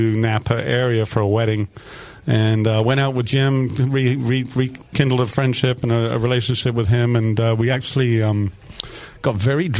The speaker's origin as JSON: {"language": "English", "region": "England", "country": "United Kingdom", "moved": "yes", "lives_now": "Nevada City, United States", "said": "So, yes, I am English."}